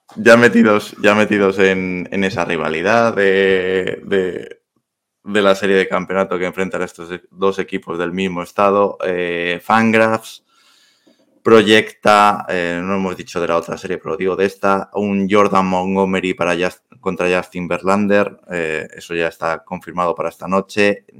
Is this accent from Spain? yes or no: yes; Madrid, Community of Madrid, Spain; yo soy madrileño, eh, nacido en Madrid, tengo abuelos gallegos